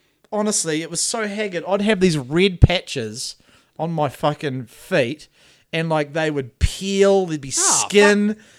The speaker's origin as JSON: {"language": "English", "town": "Greymouth", "region": "West Coast", "country": "New Zealand", "also_born_or_lived": "Gisborne", "said": "Because I come back from Gisborne after being, like, you know, a Greymouth local and then went away, and then I came back as, like, the new guy almost, apart from the people who knew me."}